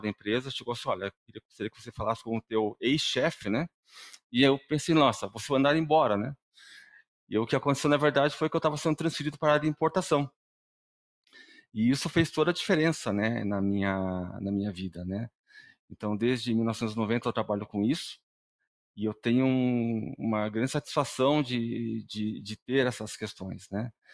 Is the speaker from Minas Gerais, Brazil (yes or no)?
no; Paraná, Brazil; eu sou aqui do Paraná mesmo